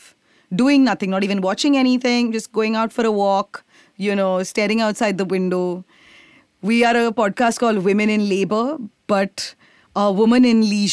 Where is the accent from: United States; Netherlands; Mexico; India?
India